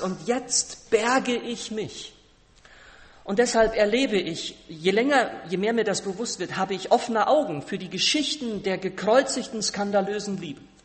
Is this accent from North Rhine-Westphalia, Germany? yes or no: yes; Siegerland, North Rhine-Westphalia, Germany; moved away; Wir waren im Siegerland, meiner Heimat, äh, in Westfalen, Südwestfalen